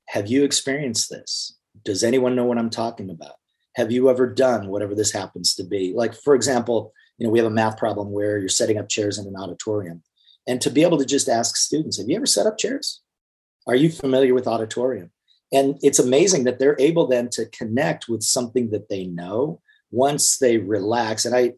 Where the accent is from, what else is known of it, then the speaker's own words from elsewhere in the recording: Clifton, Arizona, United States; I spent time as a young man growing up in Clifton, Arizona, which is a small, mostly Hispanic, mostly mining community.